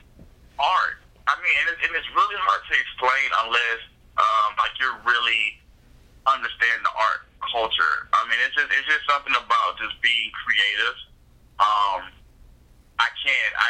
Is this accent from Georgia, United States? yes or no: yes; Augusta, Georgia, United States; I love Augusta